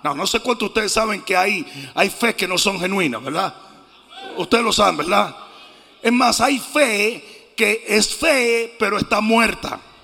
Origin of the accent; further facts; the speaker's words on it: Dominican Republic; mi país, la República Dominicana